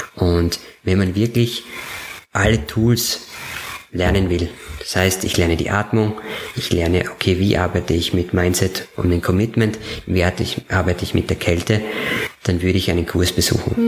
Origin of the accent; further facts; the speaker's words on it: Upper Styria, Austria; Obersteiermark gehen, weil das meine Heimat ist. Mhm. Ich komme ja von dort